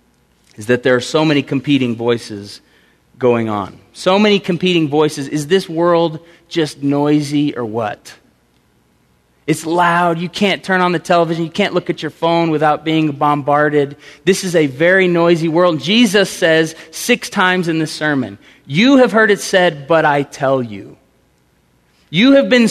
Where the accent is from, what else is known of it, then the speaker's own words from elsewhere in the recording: Tulsa, Oklahoma, United States; Growing up in Tulsa, I played on a basketball team in high school